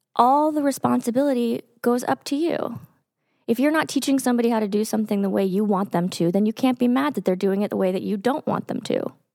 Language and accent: English; Texas, United States; moved away; I grew up in Texas